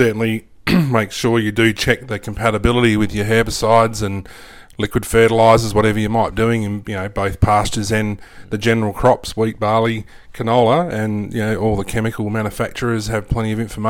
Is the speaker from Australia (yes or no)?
yes; South Australia, Australia; now in Western Australia, Australia; I grew up in South Australia and I came over to the West in the 1990s. Lived over on a wheat, sheep and grape growing property in the mid-north of South Australia, and then came over to the wheat belt of WA as an agronomist back in those days.